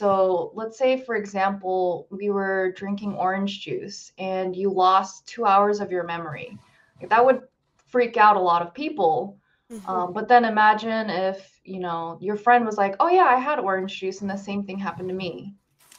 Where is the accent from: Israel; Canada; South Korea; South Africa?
South Korea; Seoul; now in Boston, United States; Like Dana was saying, I'm in Boston right now. Originally, I'm from Seoul, South Korea. And I got married here. I'll be living here for a little bit.